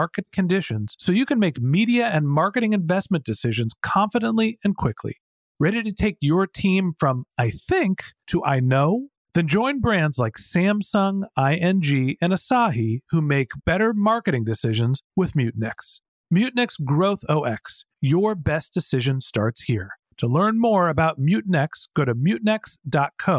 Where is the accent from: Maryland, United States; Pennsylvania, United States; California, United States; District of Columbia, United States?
California, United States; Northern; I'm from Northern California